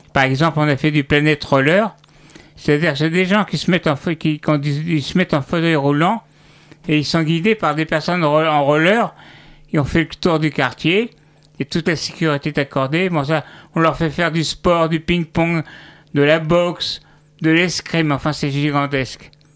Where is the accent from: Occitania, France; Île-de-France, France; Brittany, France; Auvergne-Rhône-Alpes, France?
Île-de-France, France; Fresnes; also born or lived in Orsay / Paris / Luxembourg (family origin); je suis né dans le à Fresnes, à côté de la prison